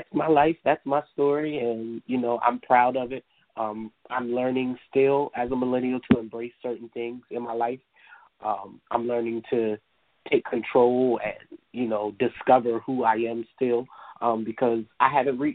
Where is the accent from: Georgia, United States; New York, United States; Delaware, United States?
Delaware, United States; I am a youth activist located here in the great state of Delaware. I am a certified life coach, as you stated. I have a lot of different things that I do here in my hometown